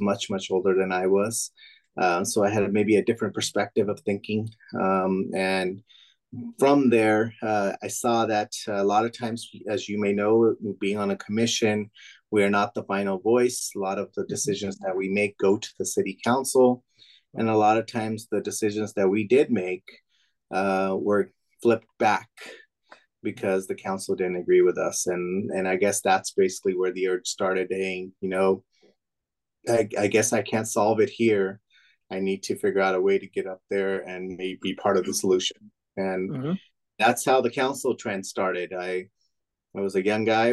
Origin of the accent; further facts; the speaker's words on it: Manteca, California, United States; My dad's owned that now for 36 years. So grew up in small business my whole life. After I graduated out of Sierra High School in 2000